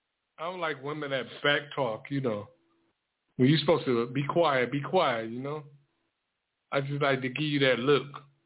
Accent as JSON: {"language": "English", "town": "Detroit", "region": "Michigan", "country": "United States", "said": "And I'm from the West Side."}